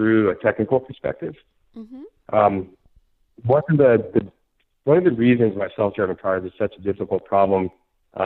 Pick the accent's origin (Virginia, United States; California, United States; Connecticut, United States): California, United States; San Francisco; my hometown, San Francisco